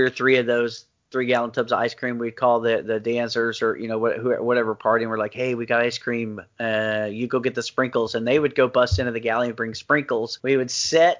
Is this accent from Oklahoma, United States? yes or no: yes; Oklahoma, United States; I'm from Oklahoma.